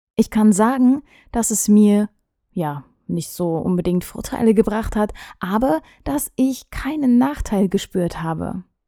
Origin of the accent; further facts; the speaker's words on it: Gera, Thuringia, Germany; also born or lived in Stuttgart; bei uns in Gera kann man auch sehr gut Dialekt sprechen